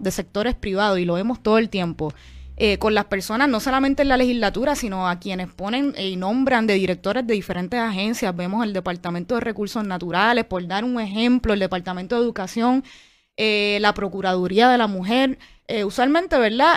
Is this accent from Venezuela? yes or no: no; Puerto Rico; una parte de puertorriqueños y puertorriqueñas que creemos en la independencia